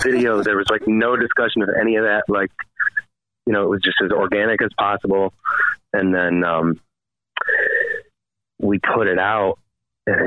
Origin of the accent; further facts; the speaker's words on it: Waterloo, New York, United States; I grew up in Waterloo, New York